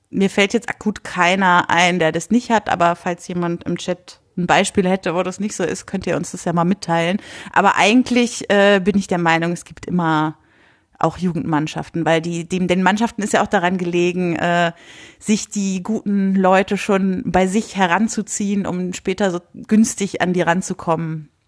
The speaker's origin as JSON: {"language": "German", "town": "Bleckede", "region": "Lower Saxony", "country": "Germany", "tie": "born or raised there", "said": "Nee, das ist in Nordostniedersachsen."}